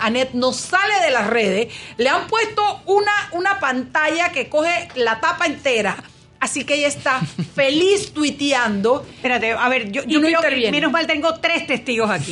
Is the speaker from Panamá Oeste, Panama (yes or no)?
no; Chiriquí, Panama; nací yo en la República Internacional de Chiriquí, bueno, cuando todavía pertenecíamos a Panamá